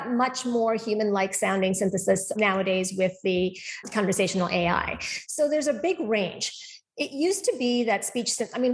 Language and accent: English; Calgary, Alberta, Canada; moved away as an adult; now in Boston, United States; I actually grew up most of my life in Calgary and did my schooling in Canada